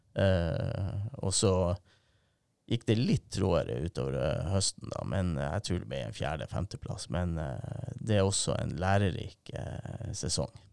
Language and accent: Norwegian; Narvik, Nordland, Norway; vokste jeg opp i Vassvik